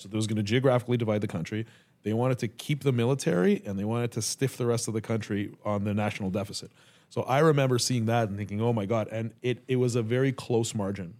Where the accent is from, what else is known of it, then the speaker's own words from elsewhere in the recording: Canada; now in United States; I'm Canadian